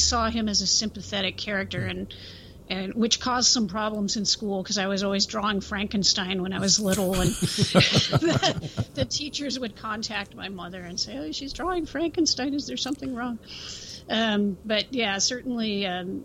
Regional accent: Central Coast, California, United States; I grew up in the Central Coast region of California, close to Los Angeles

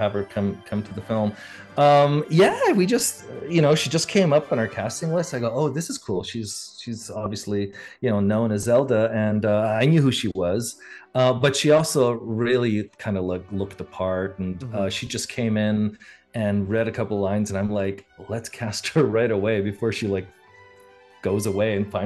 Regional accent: Montreal, Quebec, Canada; moved away as an adult; now in California, United States; especially in my hometown, because I grew up in Canada and then in Montreal

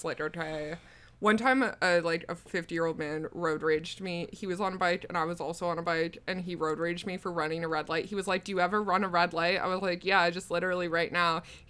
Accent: Newfoundland and Labrador, Canada; people are always disappointed when they find out I'm from Newfoundland, but I don't have a silly little stupid voice.

